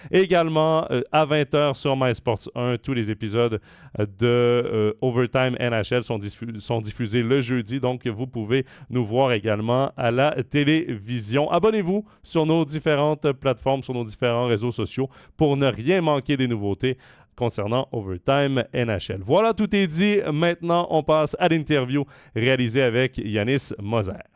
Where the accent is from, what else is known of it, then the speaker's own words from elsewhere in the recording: Quebec, Canada; je suis québécois